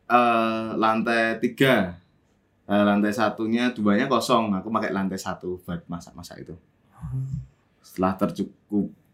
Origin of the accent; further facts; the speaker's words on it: Yogyakarta, Special Region of Yogyakarta, Indonesia; moved away as an adult; also born or lived in Jakarta; ke Jogja neng kelahir, tanah kelahiranku